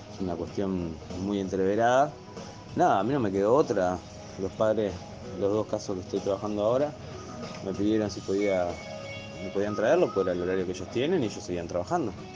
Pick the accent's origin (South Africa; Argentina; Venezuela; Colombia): Argentina; nosotros somos una provincia argentina, ¿no? Somos chiquititos